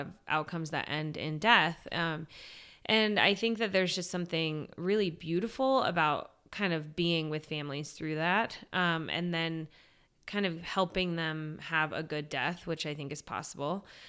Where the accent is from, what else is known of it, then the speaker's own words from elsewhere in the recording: San Diego, California, United States; moved away as an adult; also born or lived in Steubenville, Ohio / Washington, D.C.; I grew up in San Diego